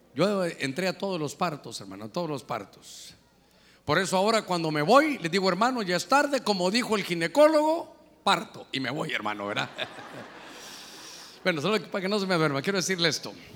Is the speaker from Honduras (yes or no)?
yes; Honduras; cuántos somos de Honduras